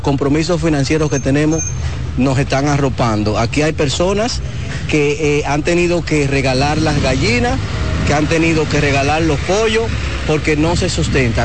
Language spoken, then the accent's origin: Spanish; Monte Plata, Dominican Republic; nosotros que somos de Monteplata